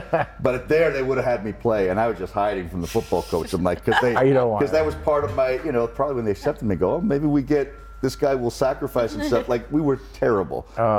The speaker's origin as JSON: {"language": "English", "region": "New Jersey", "country": "United States", "said": "But in Jersey, where I was, whore, you say hua."}